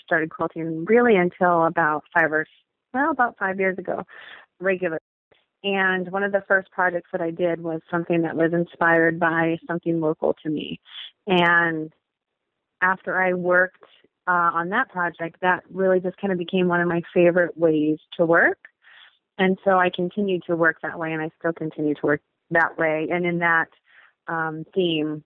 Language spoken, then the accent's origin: English; Cincinnati, Ohio, United States; I am from Cincinnati, Ohio